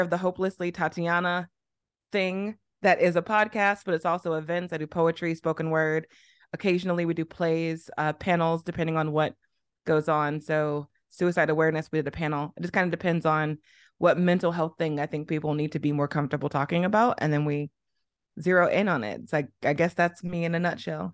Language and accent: English; East St. Louis, Illinois, United States; moved away as an adult; also born or lived in Arizona / Liberia; now in Beijing, China; I'm from Illinois, Southern Illinois, not Chicago